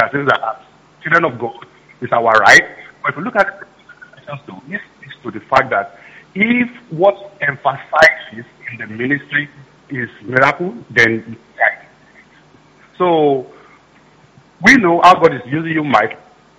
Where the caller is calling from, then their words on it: Canada; I'm calling from Canada.